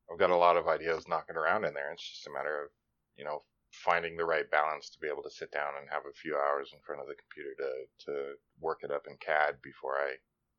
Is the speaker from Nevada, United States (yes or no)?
yes; Nevada, United States; it would drive me nuts because I came from Nevada. We have sunshine all the time.